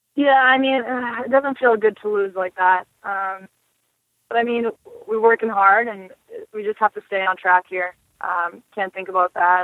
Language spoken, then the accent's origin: English; Boston, Massachusetts, United States; also born or lived in Buffalo; my hometown of Boston.